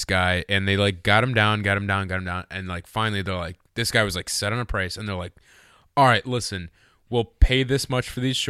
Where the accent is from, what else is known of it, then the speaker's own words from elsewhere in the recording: Cleveland, Ohio, United States; where are you guys from? And we were like, Cleveland.